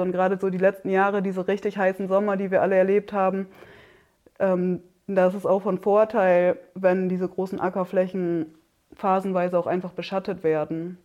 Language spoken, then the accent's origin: German; Oldenburger Münsterland, Lower Saxony, Germany; moved away as an adult; now in Siebenlinden, Germany; ursprünglich komme ich aus dem Oldenburger Münsterland